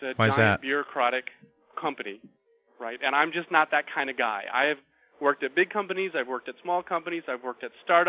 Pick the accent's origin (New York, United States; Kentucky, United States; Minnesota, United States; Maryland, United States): Minnesota, United States; now in Oregon, United States; I'm originally from Minnesota